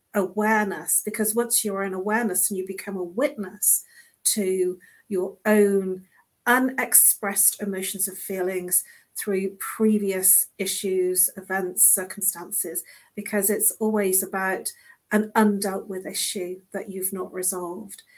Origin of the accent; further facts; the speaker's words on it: United Kingdom; now in London, United Kingdom; we are British